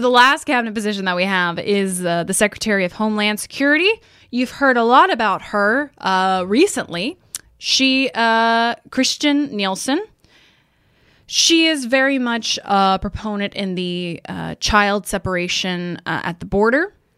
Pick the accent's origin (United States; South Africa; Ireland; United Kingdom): United States; Texas; I grew up in Texas